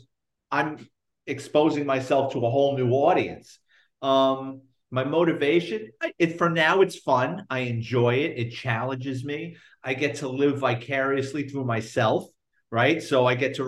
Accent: New York City, New York, United States; growing up in the Bronx in the 70s and 80s

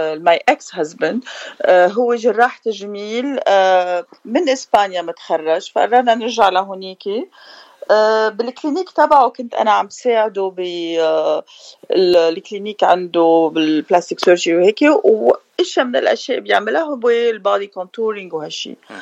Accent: Beirut, Beirut Governorate, Lebanon; also born or lived in Paris, France; now in Orange County, United States; انا من بيروت آه، جيت بال87 على امريكا

